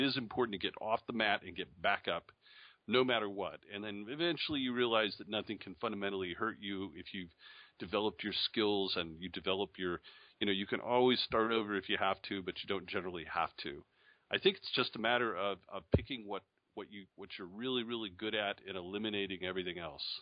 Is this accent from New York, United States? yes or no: yes; Syracuse, New York, United States; moved away; also born or lived in Charlotte, North Carolina / Hillsdale, Michigan; I was born in Syracuse, New York